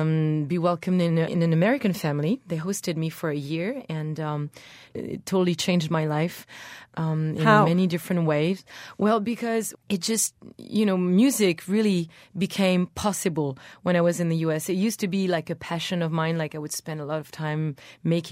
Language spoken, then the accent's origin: English; Brittany, France; I was born in Brittany, which is the Celtic territory in France.